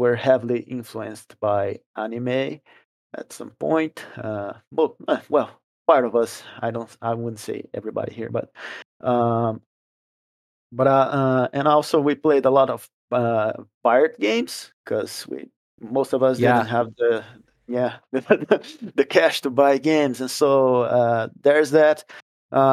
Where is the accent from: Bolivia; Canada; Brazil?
Brazil; first language Portuguese; English is a second language; we are from Brazil and our native language is Portuguese